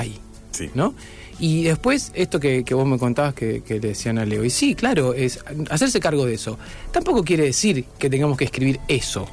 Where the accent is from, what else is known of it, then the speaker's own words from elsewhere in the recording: Rosario, Santa Fe, Argentina; also born or lived in Noetinger, Córdoba; volví acá y me crié en Rosario